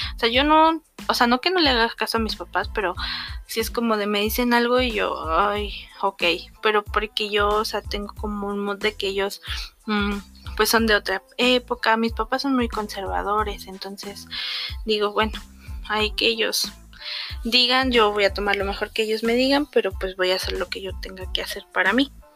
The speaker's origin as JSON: {"language": "Spanish", "region": "a municipality of Querétaro", "country": "Mexico", "tie": "born or raised there", "said": "vine aquí a mi ciudad natal"}